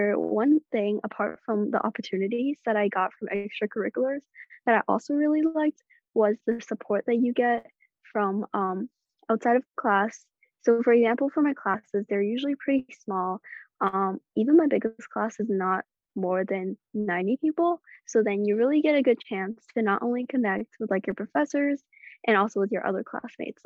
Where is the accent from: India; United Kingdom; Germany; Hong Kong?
Hong Kong; moved away as an adult; now in Los Angeles, United States; I'm all the way from Hong Kong